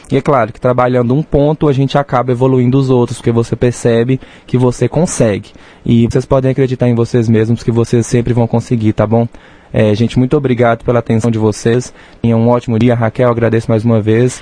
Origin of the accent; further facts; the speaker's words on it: Janaúba, northern Minas Gerais, Brazil; now in Rio Paranaíba, Brazil; eu sou de Jaúba, norte de Minas